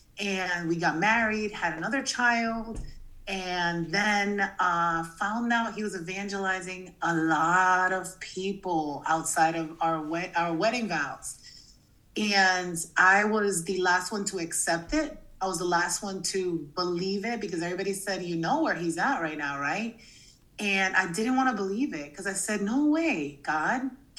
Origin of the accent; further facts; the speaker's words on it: Massachusetts, United States; also born or lived in New Jersey; I was born in New Jersey and I grew up in Massachusetts. I went to 27 schools.